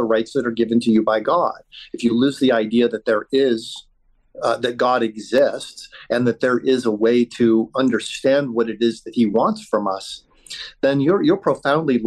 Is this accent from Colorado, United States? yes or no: yes; Colorado, United States; I'm from Colorado. I'm actually in Jerusalem as we're having this conversation